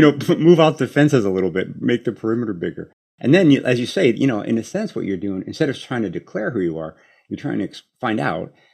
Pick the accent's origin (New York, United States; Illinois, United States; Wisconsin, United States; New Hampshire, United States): Illinois, United States; Chicago; I grew up in Chicago